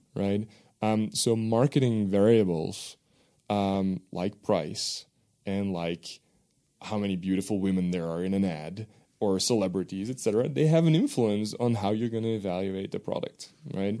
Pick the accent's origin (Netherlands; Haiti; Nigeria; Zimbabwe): Netherlands; first language Dutch; English is a second language; moved away; my native language is Dutch